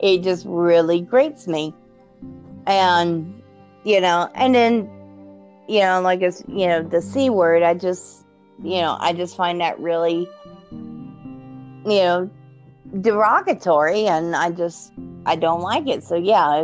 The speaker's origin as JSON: {"language": "English", "region": "the South", "country": "United States", "said": "I'm from the South. My granny is from Georgia. I've got good old-fashioned Southern roots."}